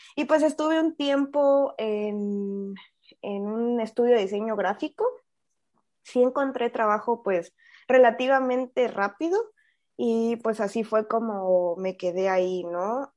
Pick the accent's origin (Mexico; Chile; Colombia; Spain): Mexico; Chiapas; moved away as an adult; also born or lived in Querétaro; Chiapas, soy chiapaneca